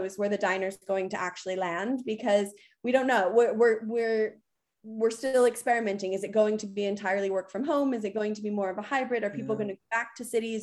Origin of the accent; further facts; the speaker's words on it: United States; moved away as an adult; now in United Kingdom; I'm obviously American.